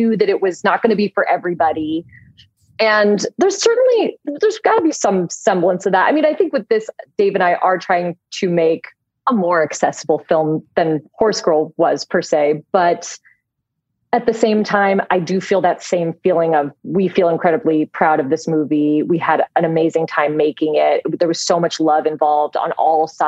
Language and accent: English; Los Angeles, California, United States; I'm born and raised in Los Angeles and I still live here